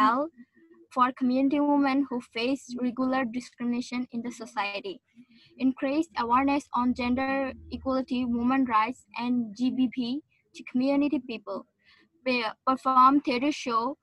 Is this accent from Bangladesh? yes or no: yes; Bangladesh; from Bangladesh